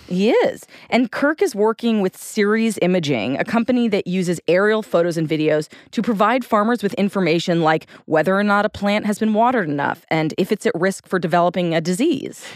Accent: New York, United States; I'm a New Yorker

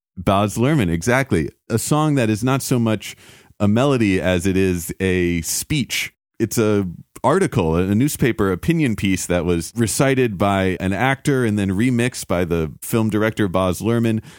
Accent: New York City, New York, United States; moved away as an adult; also born or lived in California; now in Los Angeles, United States; I grew up in New York City, and then we swapped coasts eventually

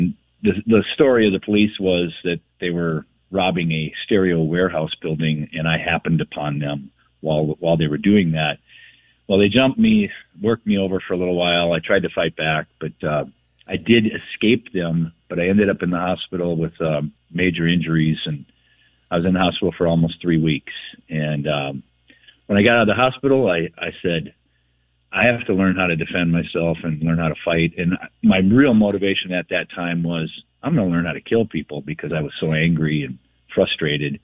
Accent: Minneapolis, Minnesota, United States; Grew up in South Minneapolis in the hood.

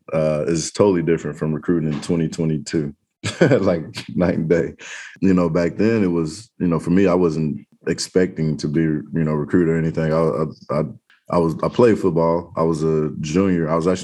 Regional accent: Oklahoma City, Oklahoma, United States; born there; And then on top of that, I was born in Oklahoma City, actually. So I had a ton of family there

